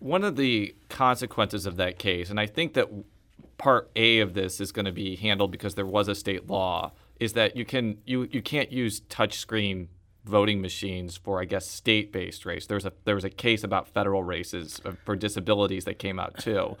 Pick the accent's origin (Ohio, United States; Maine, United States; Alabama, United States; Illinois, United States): Illinois, United States; Chicago suburbs; I am a Chicagoan, or a Chicago suburbanite